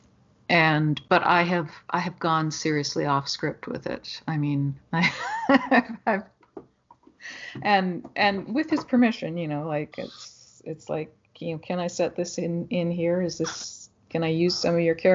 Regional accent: Ashcroft, British Columbia, Canada; moved away; I was from Ashcroft, which is a little

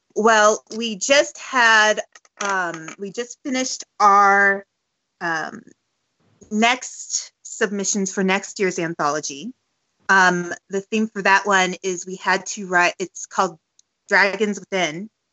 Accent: San Francisco, California, United States; also born or lived in Los Angeles; I grew up in San Francisco up until the age of 18

